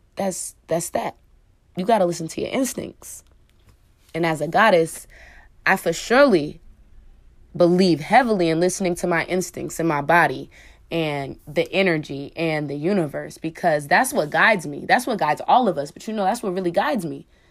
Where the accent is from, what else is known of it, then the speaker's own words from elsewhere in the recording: Oakland, California, United States; I'm from Oakland, California